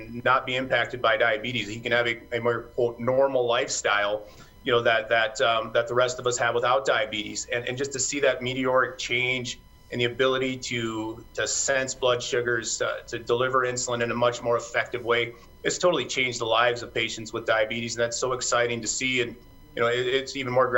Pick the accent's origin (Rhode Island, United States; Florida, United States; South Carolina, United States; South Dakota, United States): South Dakota, United States; Rapid City; also born or lived in Missouri / Sioux Falls, South Dakota; I'm originally from South Dakota. I grew up in Rapid City and then moved away to Missouri for a while.